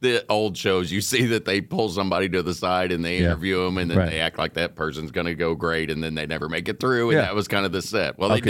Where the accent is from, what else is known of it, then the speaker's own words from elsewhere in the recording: Kentucky, United States; I'm from Kentucky.